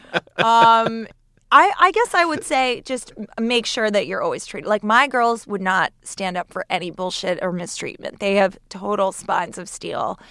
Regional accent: New York, United States; I'm from New York

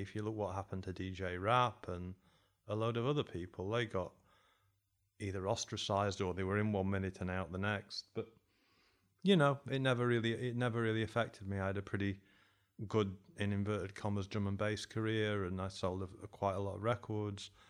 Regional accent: Sheffield, Yorkshire and the Humber, United Kingdom; moved away as an adult; also born or lived in Berlin; now in Uruguay; I was from Sheffield

